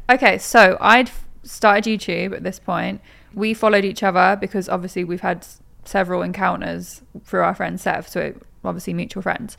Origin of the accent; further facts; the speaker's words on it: Norwich, East of England, United Kingdom; moved away as an adult; also born or lived in Manchester; now in London, United Kingdom; I am from Norwich, but I'd moved from Manchester 'cause I was at uni there